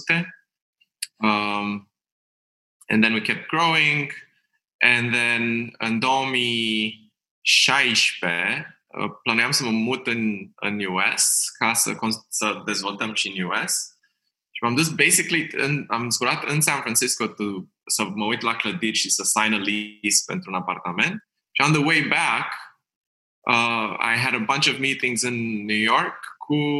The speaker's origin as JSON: {"language": "Romanian", "region": "Bucharest", "country": "Romania", "tie": "born or raised there", "said": "sunt din București, am crescut în Berceni"}